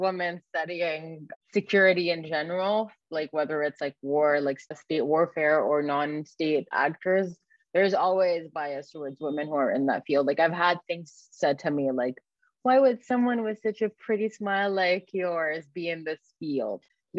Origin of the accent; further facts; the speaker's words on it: Egypt; moved away; also born or lived in Canada; I grew up in Egypt